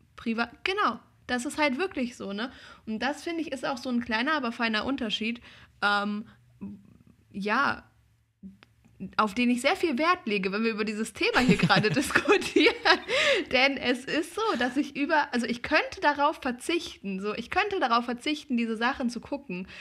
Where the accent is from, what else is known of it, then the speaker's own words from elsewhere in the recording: Germany; als Deutscher